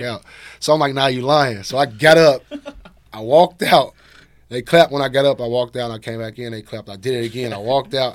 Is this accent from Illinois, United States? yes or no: yes; Chicago, Illinois, United States; I'm from Chicago